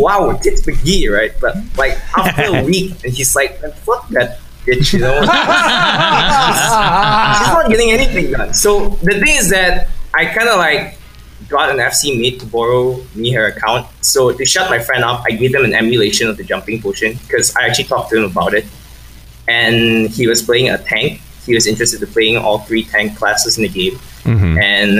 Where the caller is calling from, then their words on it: Malaysia; I'm calling from Malaysia